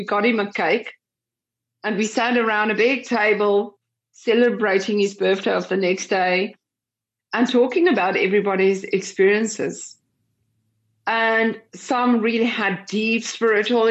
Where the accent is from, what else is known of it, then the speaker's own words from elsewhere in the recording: South Africa; we're from South Africa